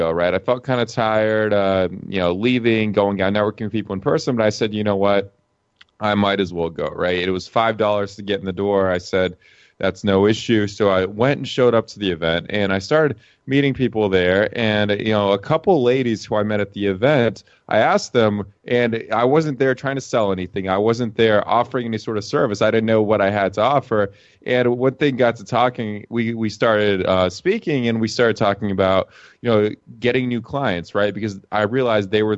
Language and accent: English; Atlanta, Georgia, United States; moved away as an adult; also born or lived in Lithuania; now in Las Vegas, United States; I was born in a country called Lithuania. It's out in Eastern Europe. And I grew up in the U.S. I mean, I still have the name. I still speak Russian. But other than that, pretty much Americano, born and raised in Atlanta, Georgia